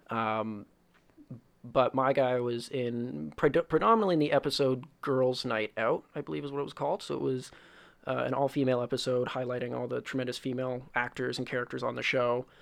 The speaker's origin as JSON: {"language": "English", "town": "Woodstock", "region": "Ontario", "country": "Canada", "tie": "born or raised there", "said": "I come from a very small town. Well, not very small, but a small town called Woodstock, Ontario."}